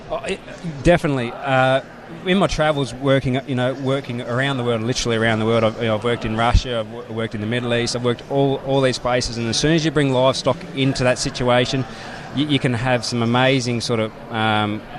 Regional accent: Victoria, Australia; I'm from Victoria.

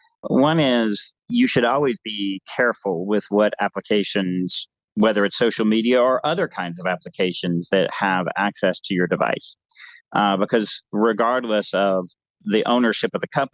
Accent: United States; as an American

